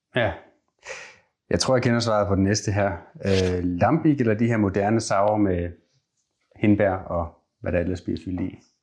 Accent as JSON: {"language": "Danish", "area": "South Jutland", "region": "Southern Denmark", "country": "Denmark", "tie": "born or raised there", "said": "jeg vokset op i Sydjylland"}